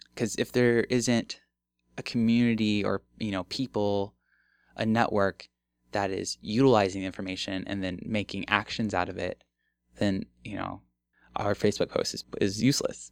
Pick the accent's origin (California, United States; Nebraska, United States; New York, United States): Nebraska, United States; Omaha; also born or lived in Bellevue, Nebraska; I come back to my hometown and see that, like, the neighborhood that I grew up in looks exactly the same